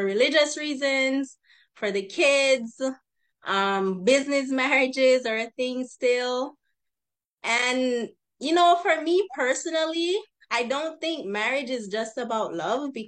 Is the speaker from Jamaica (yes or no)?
yes; Jamaica; now in Los Angeles, United States; I'm from Jamaica originally, but I currently live in the Los Angeles area.